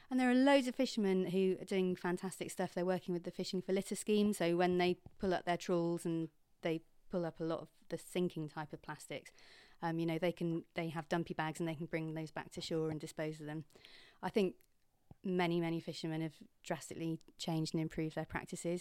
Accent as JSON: {"language": "English", "town": "Kingsand", "region": "South West England", "country": "United Kingdom", "tie": "born or raised there", "also_born_or_lived": "Bradford / London", "moved": "as an adult", "said": "I grew up in Kingsand."}